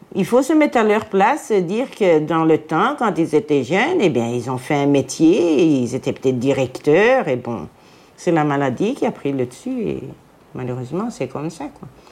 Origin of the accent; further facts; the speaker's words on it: Jette, Brussels-Capital Region, Belgium; je viens de Jette, de Bruxelles, une ancienne Jettoise.